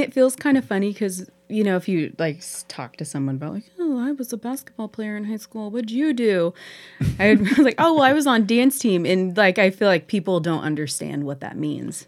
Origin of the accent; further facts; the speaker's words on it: Pendleton, Oregon, United States; now in Heppner, United States; growing up in Pendleton